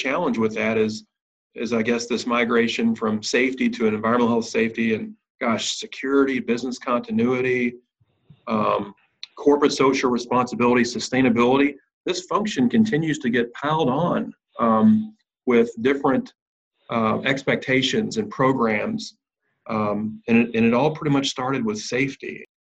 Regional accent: Louisville, Kentucky, United States; Louisville, Kentucky, my hometown

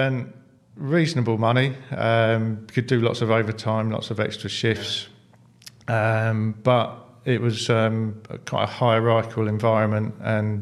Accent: St Neots, East of England, United Kingdom; Went to school in a little town just outside Cambridge called St. Neots, okay. Near Huntingdon.

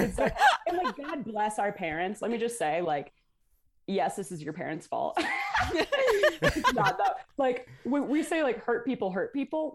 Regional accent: Toledo, Ohio, United States; I grew up in Toledo, Ohio

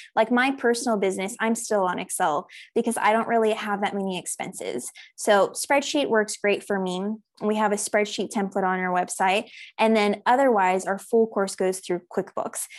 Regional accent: South Africa; also born or lived in United States; I'm originally from the United States, but I actually moved to South Africa when I was six years old. So I did all of my primary school, high school education here

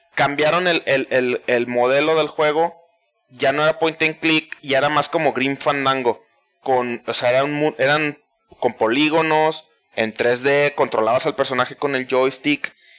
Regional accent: Mexico; para nosotros como mexicanos

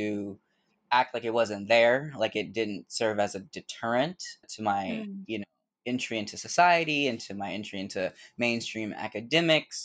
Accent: Bay Area, California, United States; moved away as an adult; now in New York, United States; I'm originally from the Bay Area in California, and I moved here in 2009

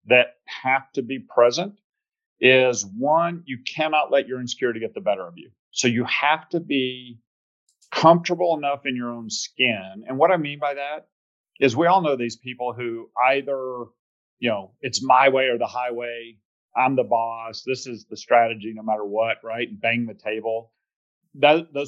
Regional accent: Plano, Texas, United States; accent: Texas twang and Georgia drawl; also born or lived in Georgia; So you hear a little bit of Texas twang and Georgia drawl. So born in Georgia, you know, really though, formative years were Texas in the Dallas area. So I went to a place called Plano Senior High

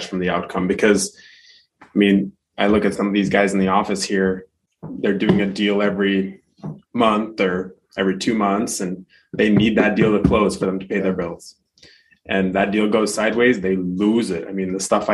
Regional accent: Boston, Massachusetts, United States; born or raised there; moved away as an adult; also born or lived in Baku, Azerbaijan / Moscow, Russia; now in Arizona, United States

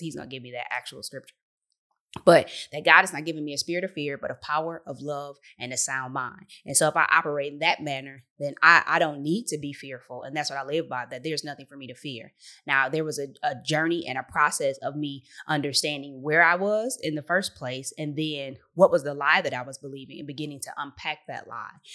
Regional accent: Detroit, Michigan, United States; I'm from the Motor City three one three

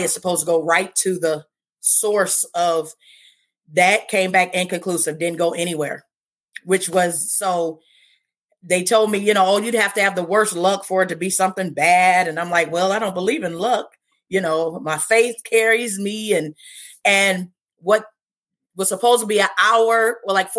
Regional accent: Cleveland, Ohio, United States; I was born and raised in Cleveland, Ohio. So I have been here my whole life

